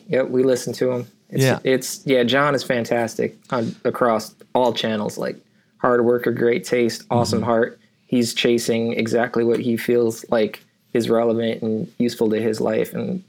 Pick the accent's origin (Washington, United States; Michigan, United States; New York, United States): New York, United States; now in Chicago, United States; We're actually from New York, and we moved out here to Chicago